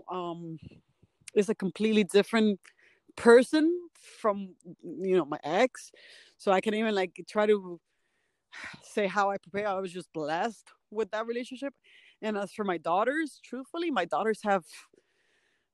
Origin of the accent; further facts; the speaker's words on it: Miami, Florida, United States; moved away as an adult; I'm from Miami, and after I left Miami, which has been like almost 4 years